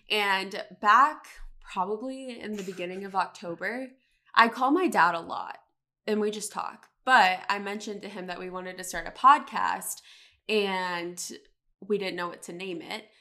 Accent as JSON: {"language": "English", "town": "Charlotte", "region": "North Carolina", "country": "United States", "tie": "born or raised there"}